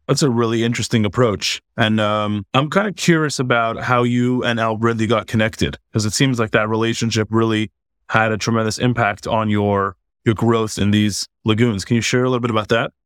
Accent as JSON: {"language": "English", "town": "Montreal", "region": "Quebec", "country": "Canada", "tie": "born or raised there", "said": "growing up in Montreal, Canada, I grew up playing ice hockey pretty much my whole life as a little kid"}